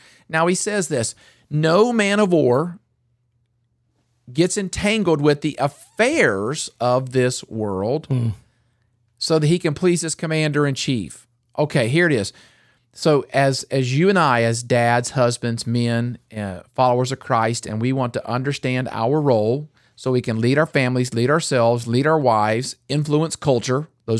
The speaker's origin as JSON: {"language": "English", "region": "North Carolina", "country": "United States", "tie": "born or raised there", "said": "I grew up in North Carolina, and just 45 minutes away was like tobacco capital of the world."}